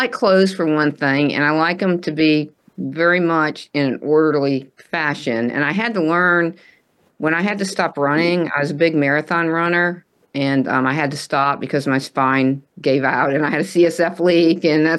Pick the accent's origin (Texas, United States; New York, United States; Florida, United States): Texas, United States; the South; I'm from the South.